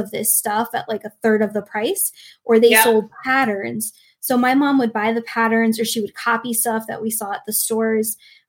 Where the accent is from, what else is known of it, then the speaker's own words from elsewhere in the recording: New England, United States; where I grew up in, like we're from New England. We used to go to New Hampshire all the time